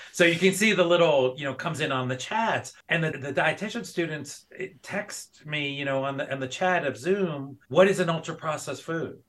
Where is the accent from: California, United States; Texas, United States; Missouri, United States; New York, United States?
New York, United States; New York City; moved away as an adult; also born or lived in Georgia / North Carolina; now in Montana, United States; I am originally from South Bronx, New York. So I'm an original native New Yorker, kind of grew up on the East Coast.